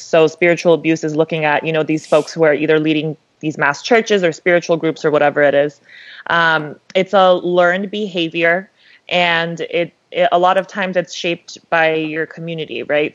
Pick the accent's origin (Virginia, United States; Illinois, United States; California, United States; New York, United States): California, United States; Los Angeles; I'm from LA as well, like Samaya